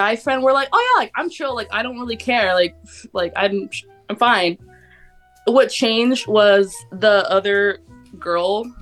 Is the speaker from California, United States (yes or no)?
yes; Riverside, California, United States; I'm from Riverside, California.